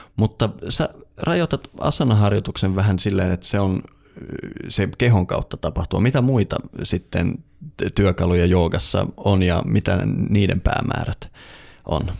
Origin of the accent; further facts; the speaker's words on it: Eastern Lapland, Finland; moved away; mä oon itse kotoisin tuolta Itä-Lapista